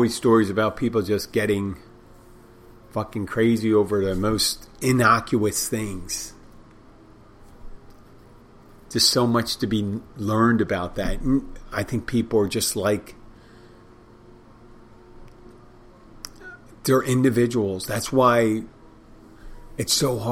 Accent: Pennsylvania, United States; now in Key Largo, United States; Pennsylvania, my home state.

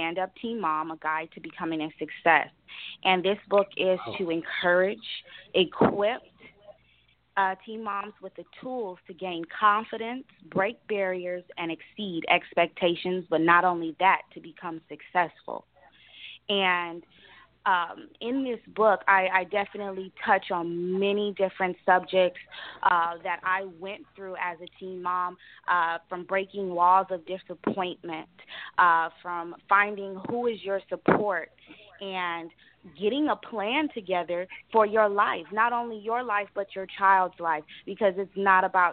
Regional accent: Los Angeles, California, United States; I'm from Los Angeles, California

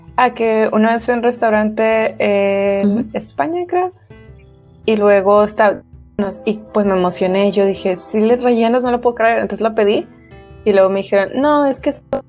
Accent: Monterrey, Nuevo León, Mexico

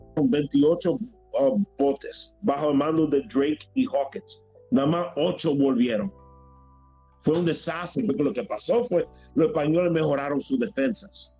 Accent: Dominican Republic; soy dominicano de origen uh, español, italiano y libanés

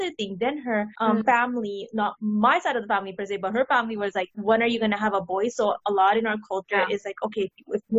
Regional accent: India; my family's Indian, so I'm from India.

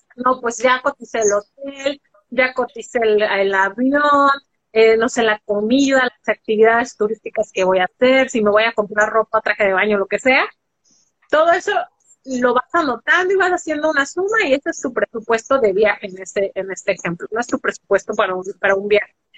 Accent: Guadalajara, Jalisco, Mexico; yo soy de México, este, nací en Guadalajara, Jalisco, soy tapatía

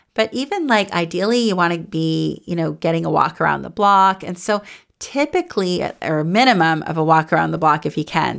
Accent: Goderich, Ontario, Canada; now in Toronto, Canada; I grew up in the Snow Belt in a little town called Goderich, and it was near Lake Huron

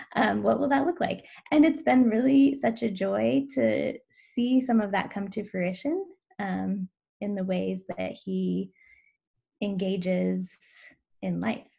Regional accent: Washington, United States; now in Oregon, United States; I grew up in Washington

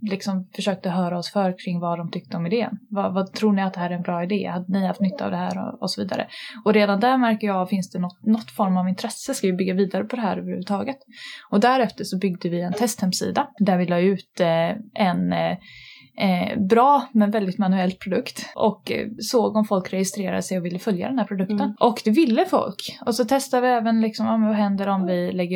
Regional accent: Gothenburg, Västra Götaland, Sweden; jag är också från Göteborg.

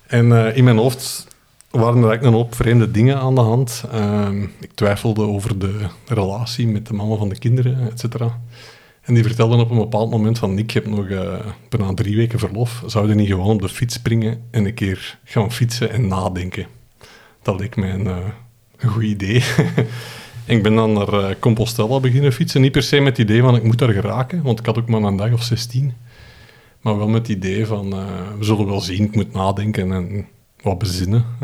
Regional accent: Flanders, Belgium; born there; één in mijn geboortestreek, de Kimpen. vertrekken eh, vertrekken van Turnhout richting Eindhoven en terug.

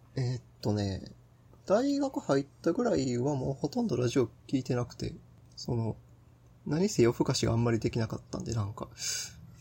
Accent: Kansai, Japan; born or raised there

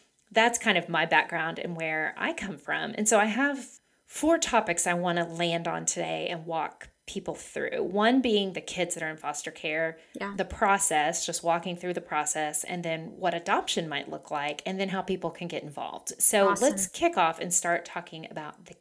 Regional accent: Oklahoma, United States; I grew up in Oklahoma

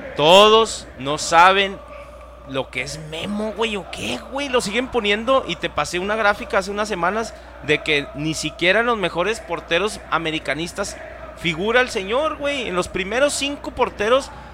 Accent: Mexico; Yo soy mexicano

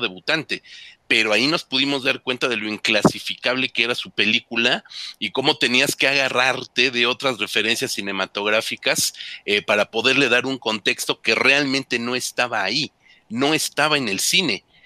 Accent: Mexico; nosotros como mexicanos

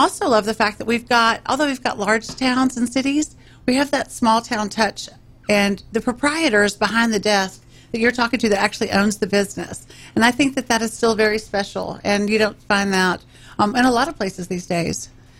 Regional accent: Round Rock, Texas, United States; moved away as an adult; also born or lived in Montgomery County, Texas; now in Montgomery, United States; I didn't think I would love a place more than my home county of Williamson County. I grew up in Round Rock, Texas, when it was a little one-horse town. Yeah. And now it's thriving.

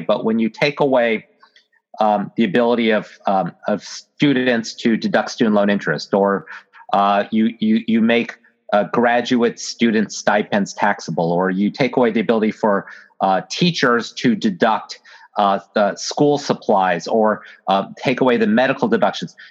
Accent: Virginia, United States; my home state uh, of Virginia

